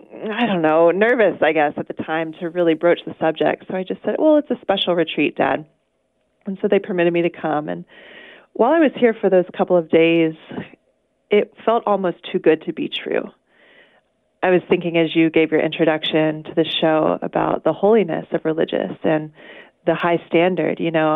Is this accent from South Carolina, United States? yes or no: yes; Charleston, South Carolina, United States; now in Avondale, United States; I grew up in Charleston, South Carolina, and I was born to a loving Catholic family. I was raised in the faith, and my parents gave me the opportunity to attend Catholic school.